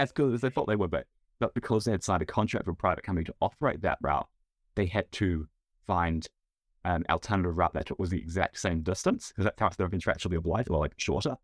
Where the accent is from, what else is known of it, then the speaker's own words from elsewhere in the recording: United States; now in New Zealand; I'm an American